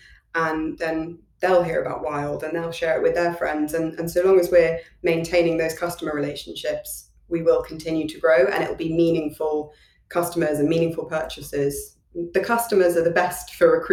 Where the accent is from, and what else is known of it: London, United Kingdom